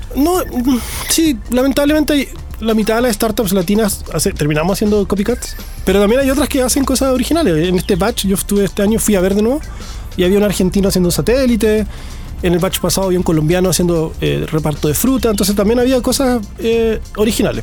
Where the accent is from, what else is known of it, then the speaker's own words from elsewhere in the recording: Puerto Montt, Los Lagos, Chile; moved away; also born or lived in Santiago; Yo soy de Puerto Montt